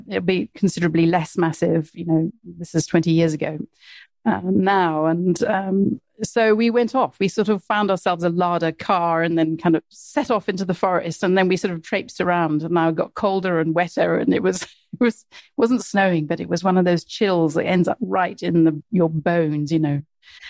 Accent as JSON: {"language": "English", "town": "Mombasa", "region": "Mombasa County", "country": "Kenya", "tie": "born or raised there", "said": "Yes. So I was born in Mombasa, and my dad worked in agricultural development."}